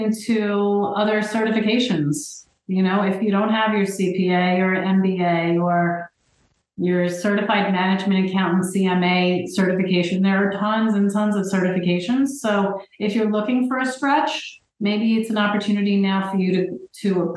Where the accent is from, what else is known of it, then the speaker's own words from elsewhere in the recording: New Jersey, United States; I'm from New Jersey